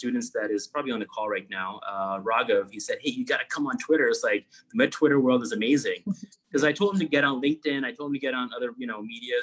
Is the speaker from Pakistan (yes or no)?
yes; Pakistan; moved away as an adult; also born or lived in New York / Florida / Chicago; now in United States; I grew up in Pakistan. I was 18 when I moved, went to undergrad in New York.